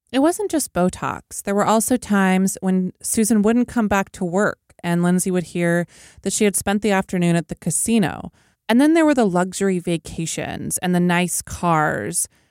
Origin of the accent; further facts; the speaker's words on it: Oklahoma, United States; my home state of Oklahoma